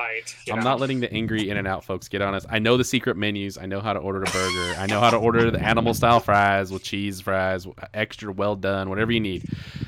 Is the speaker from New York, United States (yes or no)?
no; Southern California, United States; I am from Southern California, like born, raised Southern California kid.